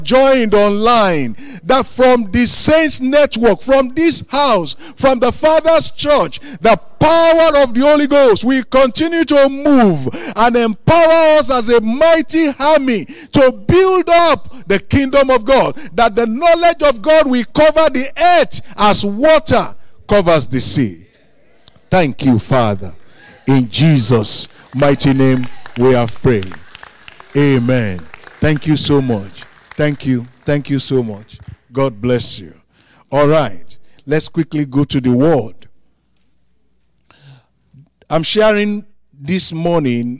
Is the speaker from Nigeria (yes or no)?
yes; Nigeria; I am from Africa, from Nigeria.